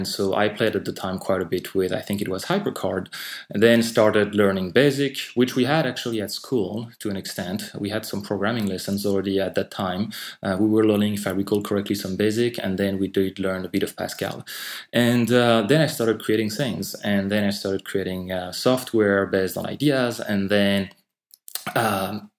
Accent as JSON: {"language": "English", "country": "France", "accent": "French", "second_language": "English", "moved": "yes", "said": "I'm actually French. I'm not sure how relevant that is, but I might explain some of my accent"}